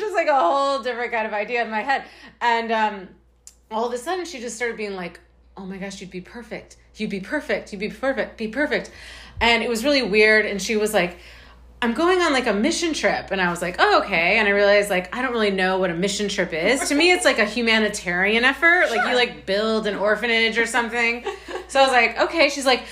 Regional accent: United States; I'm American.

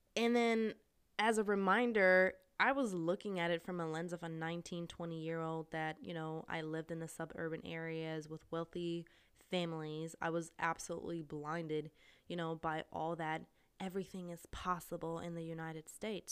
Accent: Austria; moved away as an adult; also born or lived in Missouri, United States / California, United States / Asia; I'm from Austria, which is a really small country in, um, Middle Europe

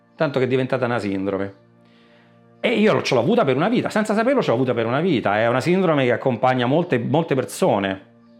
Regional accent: Sora, Lazio, Italy; vengo da Sora, Frosinone

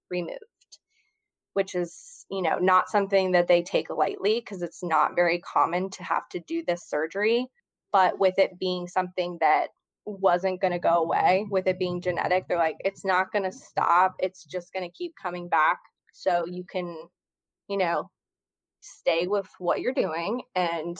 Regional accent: Cincinnati, Ohio, United States; moved away as an adult; now in New Orleans, United States; I'm originally from Cincinnati, Ohio, but I've lived in New Orleans for about 5 years now

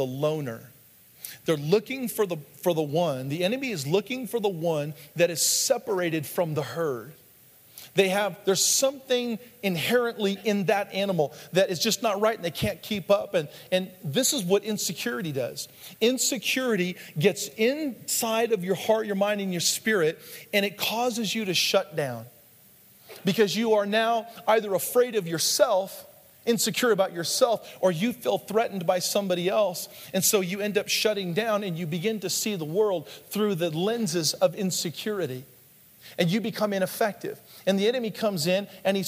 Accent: the Northwest, Pacific Northwest, United States; When I was a kid, growing up in the Northwest, there's lots of bridges there.

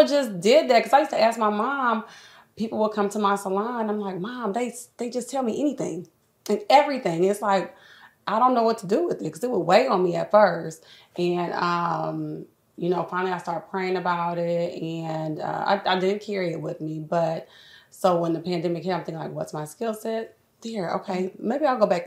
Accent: Fort Wayne, Indiana, United States; moved away as an adult; now in Indianapolis, United States; I'm from Fort Wayne

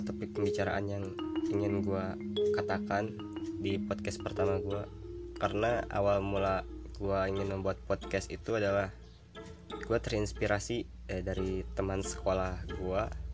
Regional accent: Bandung, West Java, Indonesia; gua kebetulan orang Bandung nih, orang Sunda nih ya, suku Sunda nih ya.

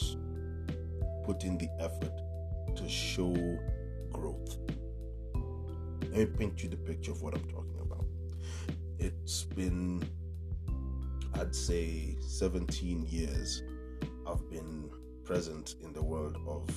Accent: Nairobi, Kenya; When I was a kid growing up in Dagoretti

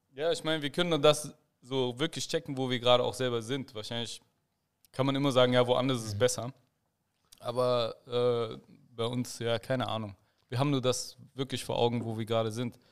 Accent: Germany; ich bin hier gebürt, also ich bin hier geboren

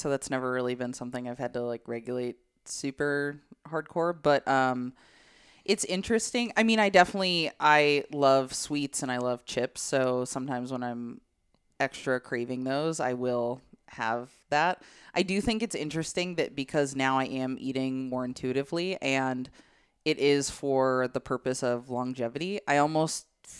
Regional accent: Illinois, United States; moved away; I am from the Midwest.

